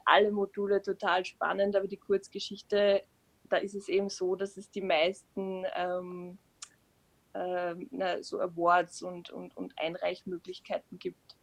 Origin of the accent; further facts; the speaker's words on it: Upper Austria, Austria; moved away as an adult; now in Vienna, Austria; Ich komme aus Österreich, genauer gesagt aus Oberösterreich und lebe jetzt seit zwei Jahren